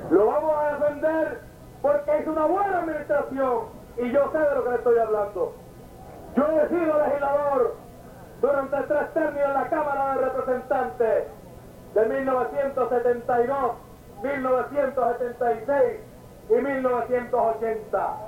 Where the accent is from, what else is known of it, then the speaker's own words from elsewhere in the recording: Puerto Rico; mi pueblo de Matilla